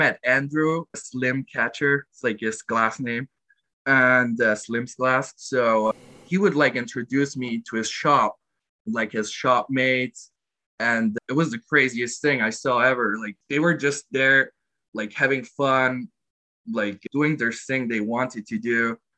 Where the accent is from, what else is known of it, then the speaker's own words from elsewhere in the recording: Glarus, Switzerland; I'm from Switzerland. I live in Molis-Glarus. That's the state.